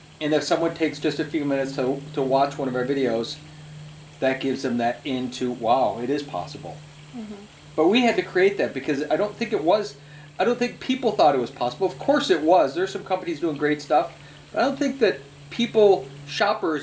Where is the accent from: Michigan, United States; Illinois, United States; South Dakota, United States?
Michigan, United States; we're from Michigan